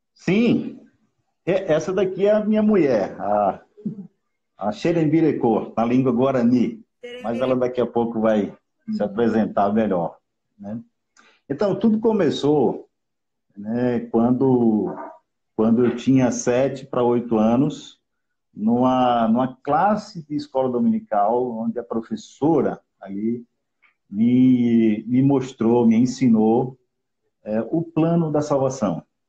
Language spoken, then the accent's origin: Portuguese; Recife, Pernambuco, Brazil; Recife, Pernambuco